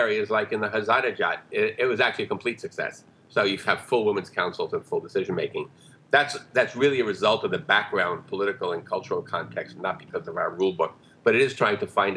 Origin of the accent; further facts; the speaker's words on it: New York, United States; I grew up in New York, so it's not exactly rural villages.